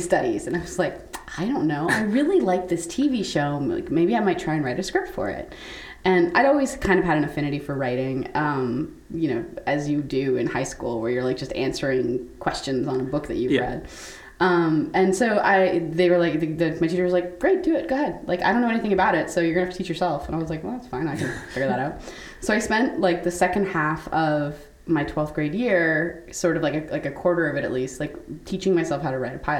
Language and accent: English; Canada; moved away; I'm from Canada originally.